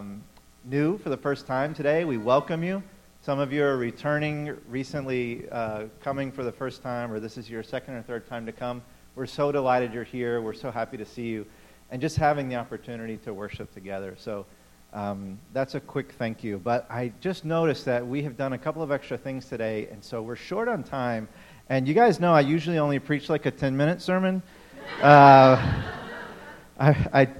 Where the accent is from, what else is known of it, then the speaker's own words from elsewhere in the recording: Memphis, Tennessee, United States; now in New England, United States; I grew up in Memphis, Tennessee.